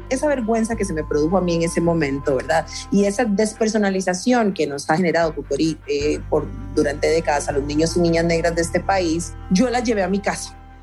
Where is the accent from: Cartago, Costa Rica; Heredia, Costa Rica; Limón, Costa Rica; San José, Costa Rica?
San José, Costa Rica; Yo nací en San José de Costa Rica en 1984